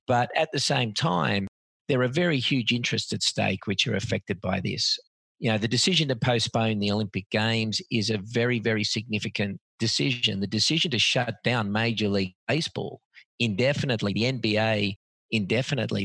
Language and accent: English; Australia; I was born and bred in Australia